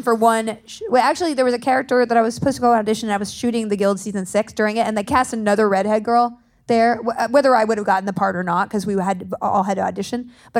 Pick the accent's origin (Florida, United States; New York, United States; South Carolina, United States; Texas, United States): Texas, United States; moved away; I grew up in Texas